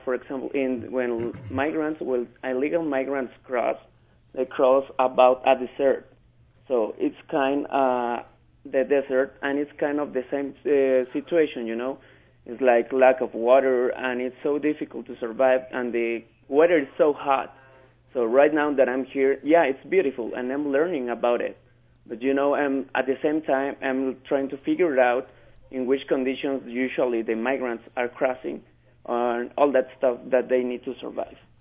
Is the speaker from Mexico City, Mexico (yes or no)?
yes; Mexico City, Mexico; English is a second language; now in Utah, United States; I'm from Mexico and from Mexico City.